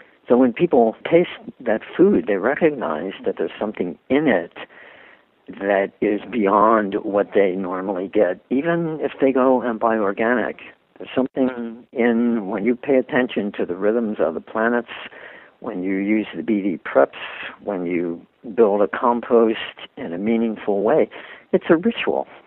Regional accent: Philadelphia, Pennsylvania, United States; I was brought up a Catholic in Philadelphia

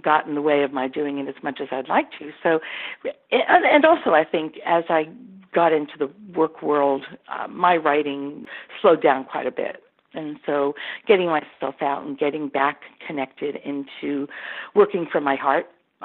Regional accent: New York City, New York, United States; I was born in Brooklyn

